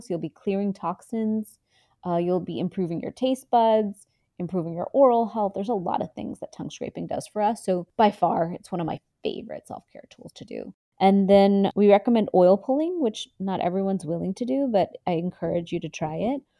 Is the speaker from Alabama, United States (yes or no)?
no; Houston, Texas, United States; also born or lived in India; So, I'm from Houston, Texas. I grew up kind of living in two worlds, India and Texas